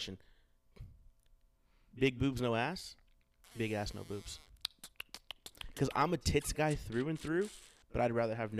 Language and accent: English; San Antonio, Texas, United States; Well, I come from San Antonio